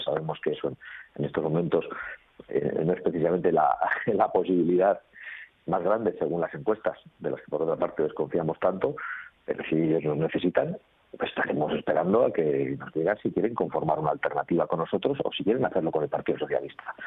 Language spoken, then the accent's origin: Spanish; Basque Country, Spain; dónde vengo, y ya saben que yo soy vasco